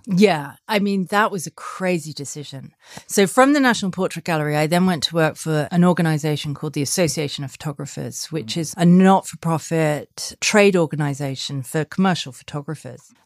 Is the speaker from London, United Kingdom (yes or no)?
no; Sussex, South East England, United Kingdom; moved away; also born or lived in Australia / Paris; No, I grew up in Sussex. I grew up in the countryside